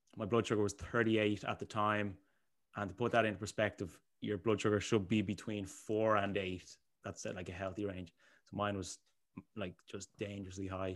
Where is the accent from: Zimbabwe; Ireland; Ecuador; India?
Ireland; Bray, Leinster; I am from Bray, the sunny, the sunny coastal side of Bray.